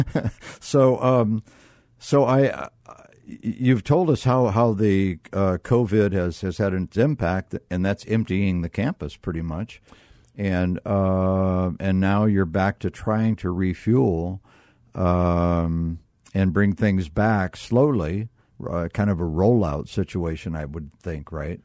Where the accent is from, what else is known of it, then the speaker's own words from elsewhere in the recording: Northeast Ohio, United States; I was brought up in North, Northeast Ohio